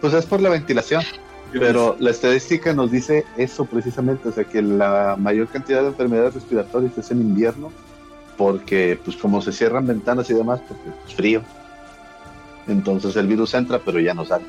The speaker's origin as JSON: {"language": "Spanish", "country": "Mexico", "said": "somos mexicanos"}